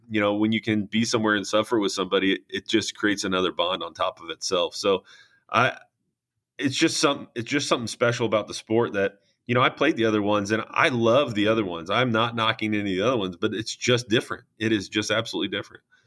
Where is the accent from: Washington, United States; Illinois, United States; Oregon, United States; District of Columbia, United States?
Illinois, United States; St. Joseph; I came back to uh, my hometown, St. Joe Ogden